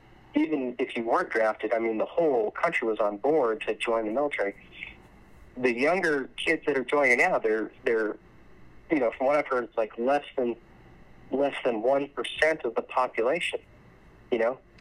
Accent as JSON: {"language": "English", "region": "Arizona", "country": "United States", "said": "Arizona's my home state, so I love it here."}